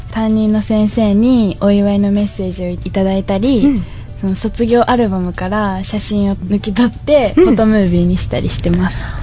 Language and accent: Japanese; Toyooka, Hyogo, Japan; born or raised there